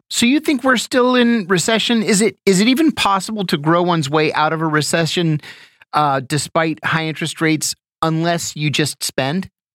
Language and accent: English; New Castle, Pennsylvania, United States; moved away; my hometown, you know, I'm from Newcastle, Pennsylvania